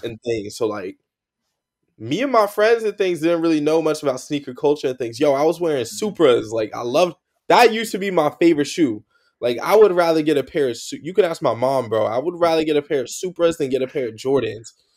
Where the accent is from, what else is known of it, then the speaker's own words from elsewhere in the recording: California, United States; now in New Jersey, United States; I grew up in California